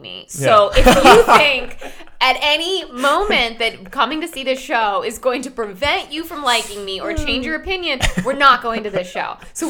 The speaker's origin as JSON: {"language": "English", "region": "Connecticut", "country": "United States", "tie": "born or raised there", "moved": "yes", "lives_now": "New York, United States", "said": "I grew up in Connecticut"}